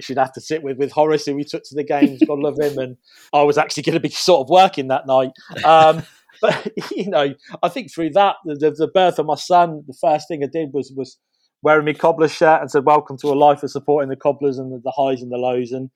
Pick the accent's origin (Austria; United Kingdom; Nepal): United Kingdom; Northampton, East Midlands; I was born in Northampton.